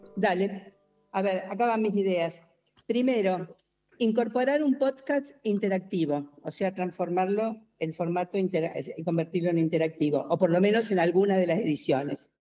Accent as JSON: {"language": "Spanish", "country": "Argentina", "said": "soy argentina"}